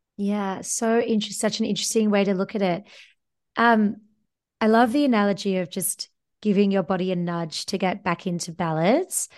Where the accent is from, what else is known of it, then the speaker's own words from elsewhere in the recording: Australia; moved away; I'm an Australian, you're a fellow Antipodean